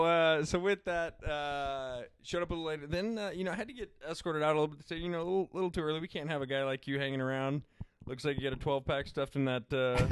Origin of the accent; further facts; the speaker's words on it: Salinas, California, United States; I'm from Salinas.